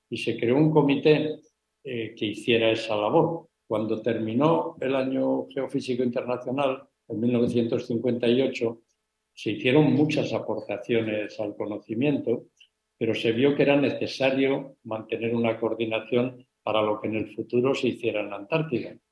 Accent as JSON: {"language": "Spanish", "country": "Spain"}